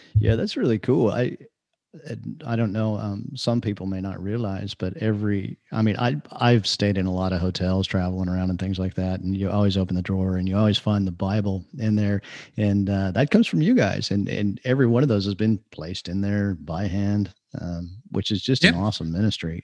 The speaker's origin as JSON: {"language": "English", "region": "Idaho", "country": "United States", "tie": "born or raised there", "also_born_or_lived": "California / Texas / Kentucky / Florida", "moved": "yes", "said": "I grew up in the northwestern U.S. in oh, Idaho."}